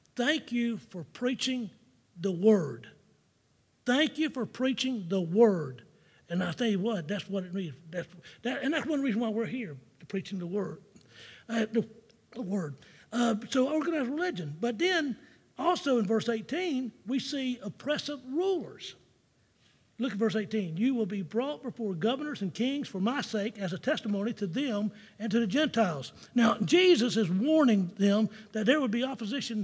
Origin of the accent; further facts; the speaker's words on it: Jacksonville, Florida, United States; growing up in Jacksonville, Florida